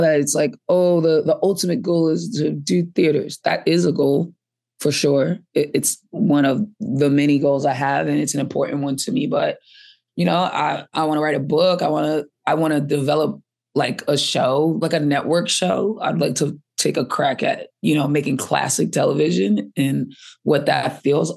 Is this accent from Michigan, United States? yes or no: no; Boston, Massachusetts, United States; also born or lived in Atlanta; I grew up in Boston, and then I moved to Atlanta for a little while, like, uh, college age, and then, um, came back to Boston.